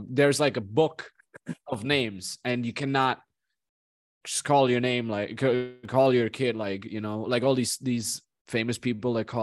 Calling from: Vancouver, British Columbia, Canada

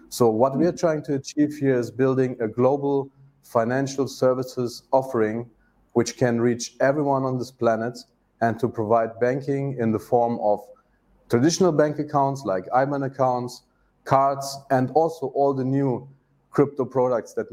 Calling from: Turkey; English is a second language; At the moment, I'm in Turkey.

